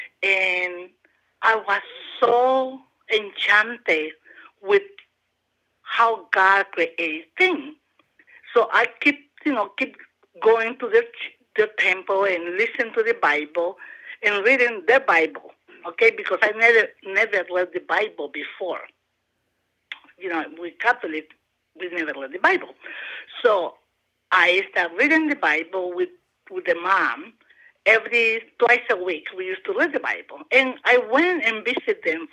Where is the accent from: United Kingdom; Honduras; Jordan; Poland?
Honduras; also born or lived in Delaware / Georgia; now in Athens, United States; I am from Honduras